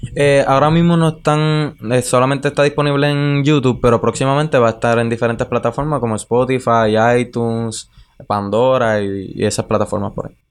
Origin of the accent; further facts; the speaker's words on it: Utuado, Puerto Rico; Yo soy de Caunilla y Cañón Blanco queda allí